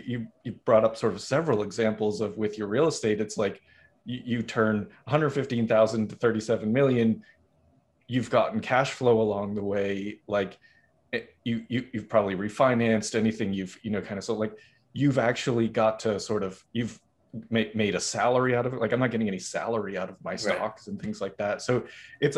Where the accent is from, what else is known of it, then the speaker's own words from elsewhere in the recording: Massachusetts, United States; I'm from Massachusetts